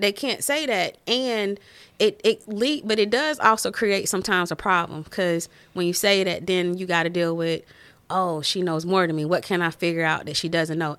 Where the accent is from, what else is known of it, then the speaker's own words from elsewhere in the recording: Winston-Salem, North Carolina, United States; moved away as an adult; also born or lived in Maryland; now in Des Moines, United States; I'm from Winston Salem, North Carolina